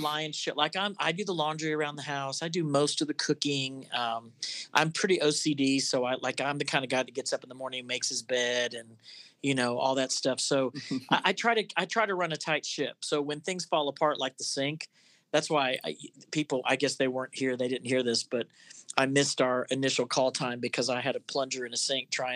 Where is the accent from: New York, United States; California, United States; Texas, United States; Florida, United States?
Florida, United States; I grew up in Florida